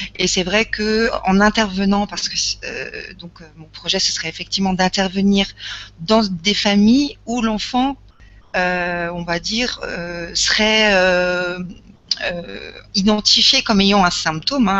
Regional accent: Lorraine, Grand Est, France; je suis issue de Lorraine

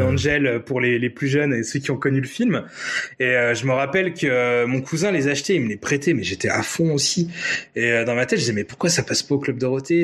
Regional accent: Nancy, Grand Est, France; avoir vécu euh, mon enfance à Nancy

